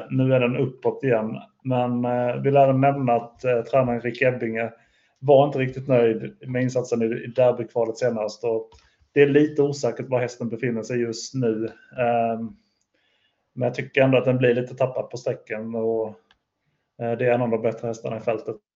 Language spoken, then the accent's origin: Swedish; Skåne, Sweden; jag är ju från Skåne så jag kanske inte kan.